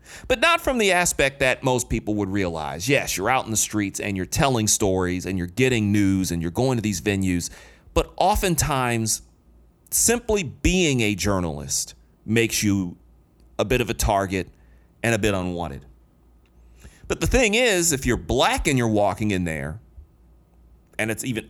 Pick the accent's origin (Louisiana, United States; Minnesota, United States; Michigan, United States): Michigan, United States; Detroit; When I grew up in Detroit